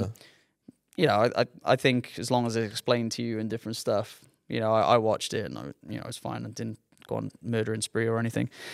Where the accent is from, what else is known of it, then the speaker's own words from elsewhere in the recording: Newport, Wales, United Kingdom; growing up in Newport